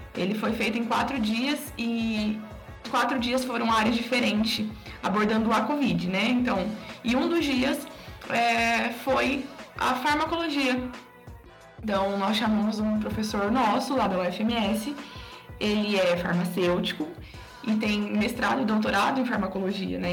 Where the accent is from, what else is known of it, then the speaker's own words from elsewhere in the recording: interior of São Paulo, Brazil; moved away; lá na minha cidade, né, lá no interior de São Paulo